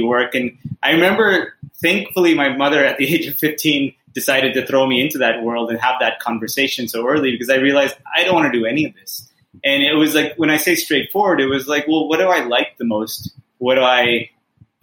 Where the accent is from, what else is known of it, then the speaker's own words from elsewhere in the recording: California, United States; moved away as an adult; now in Mumbai, India; I grew up in California